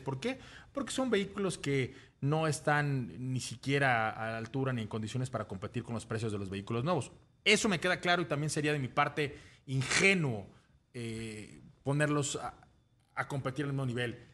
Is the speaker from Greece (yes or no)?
no; Mexico; nuestro país